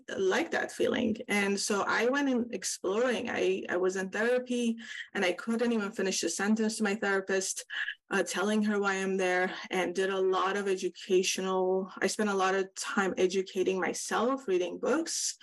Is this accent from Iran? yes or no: yes; Iran; now in California, United States; I grew up in Iran